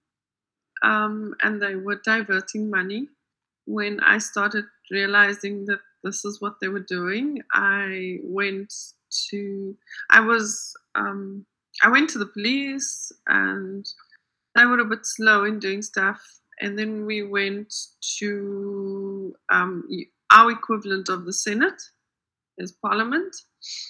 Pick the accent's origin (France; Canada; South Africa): South Africa; also born or lived in United States; I am a life coach for women in business, and I am from South Africa